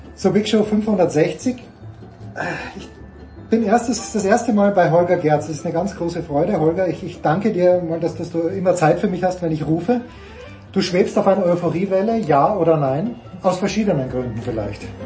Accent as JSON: {"language": "German", "country": "Austria", "said": "Ich bin selber Österreicher"}